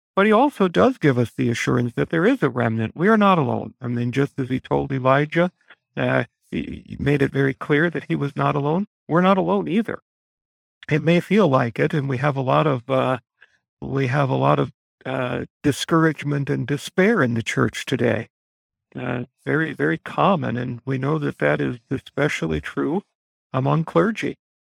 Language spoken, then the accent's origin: English; United States; us as American Christians